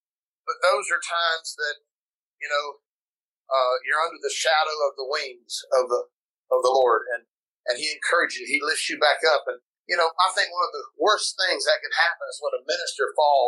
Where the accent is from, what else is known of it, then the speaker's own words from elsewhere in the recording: Pensacola, Florida, United States; now in South Carolina, United States; went to my hometown in Pensacola, was there for a little while, went to Cleveland, Tennessee, there for a little bit, went to Kentucky, there for a while, and then North Carolina. And now we've been in South Carolina for 14 years.